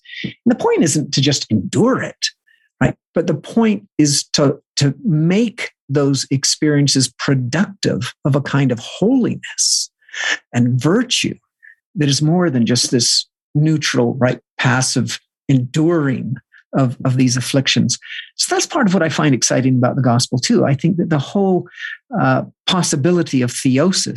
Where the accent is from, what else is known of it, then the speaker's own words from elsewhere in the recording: the Bible Belt, the South, United States; I come from the Bible Belt, right? This the fundamentalist South